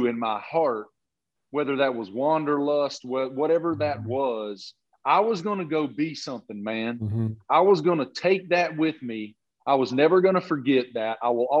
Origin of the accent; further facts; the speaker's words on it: Appalachia, United States; moved away; I grew up in Appalachia.